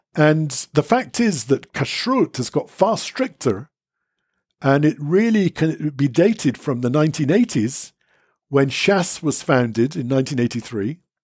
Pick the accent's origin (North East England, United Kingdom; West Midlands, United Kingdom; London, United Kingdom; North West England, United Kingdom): London, United Kingdom; now in Israel; born in London, brought up in England